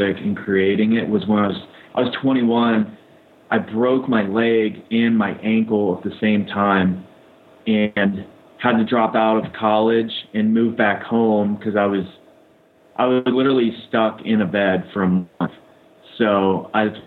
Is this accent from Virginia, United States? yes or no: yes; Northern Virginia, United States; I grew up in Northern Virginia around the area